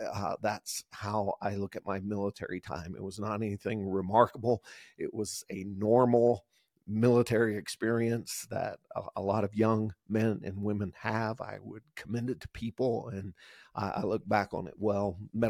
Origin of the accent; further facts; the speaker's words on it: the South, United States; growing up in the South and in areas that had a lot of opportunity for that as far as the outdoors component.